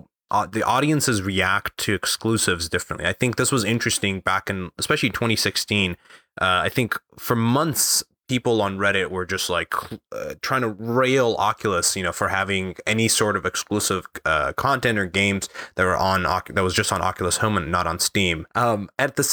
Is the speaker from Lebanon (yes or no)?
yes; Lebanon; growing up in Lebanon